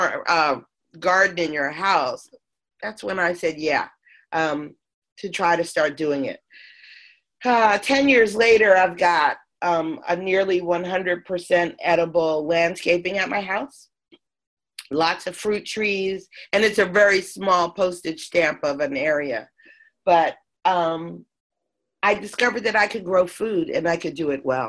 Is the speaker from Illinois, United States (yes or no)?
no; Philadelphia, Pennsylvania, United States; moved away as an adult; also born or lived in Sedona, Arizona; I'm originally from Philadelphia, real middle class upbringing, but still pretty much the concrete jungle